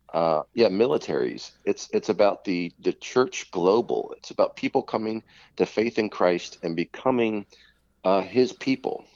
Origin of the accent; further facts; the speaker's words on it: United States; I'm American.